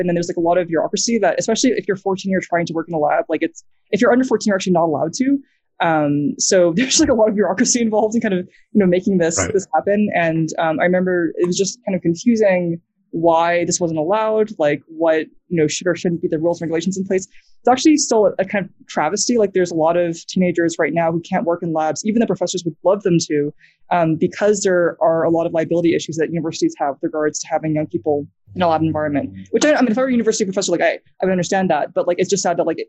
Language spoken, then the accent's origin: English; New Zealand; accent: American; I grew up in New Zealand. I basically stayed in our house all the time. So that's why I still have an American accent, not a New Zealand accent